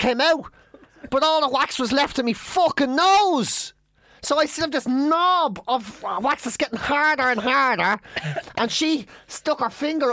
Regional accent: Ireland; I'm Irish

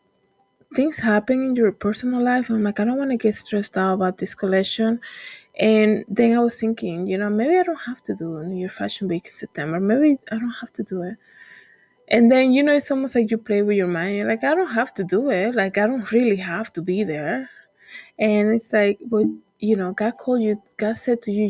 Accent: Dominican Republic; moved away; when I was in church growing up in the Dominican Republic

